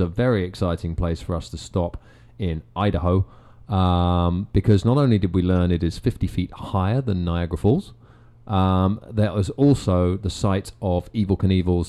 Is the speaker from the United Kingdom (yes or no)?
yes; England, United Kingdom; we're from England